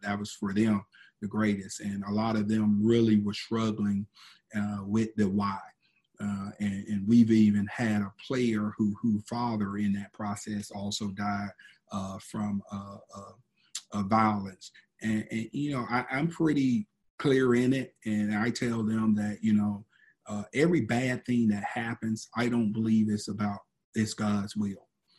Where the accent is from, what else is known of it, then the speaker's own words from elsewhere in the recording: Miami, Florida, United States; born there; also born or lived in Georgia; My wife is from Atlanta. I call Georgia home, although I was born in Miami, but most of my family is in LaGrange, Georgia.